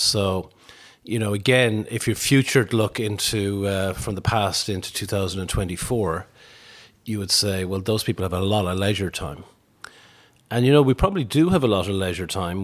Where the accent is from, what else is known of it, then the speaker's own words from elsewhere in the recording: Tuam, Connacht, Ireland; I'm from Tuam in County Galway, so grew up really in the seventies.